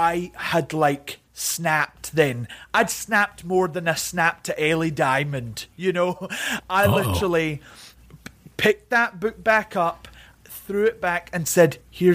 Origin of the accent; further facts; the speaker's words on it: Scotland, United Kingdom; also born or lived in England; I grew up mainly in Scotland, but my dad, because of work, he used to go down to England. So we moved to England a lot